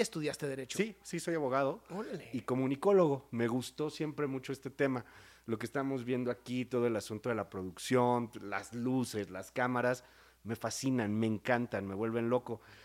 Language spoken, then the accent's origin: Spanish; Mexico City, Mexico; moved away as an adult; also born or lived in Querétaro; soy de la Ciudad de México, pero viví mucho tiempo en Querétaro.